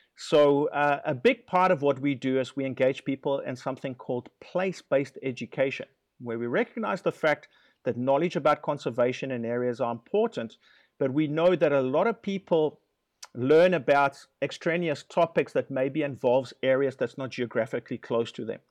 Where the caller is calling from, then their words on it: Guanacaste, Costa Rica; I am calling you from Guanacaste, uh, which is the northernmost province in Costa Rica